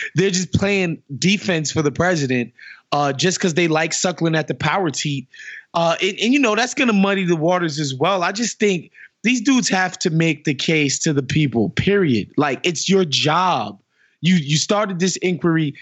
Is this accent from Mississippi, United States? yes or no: no; New York City, New York, United States; I'm from Queens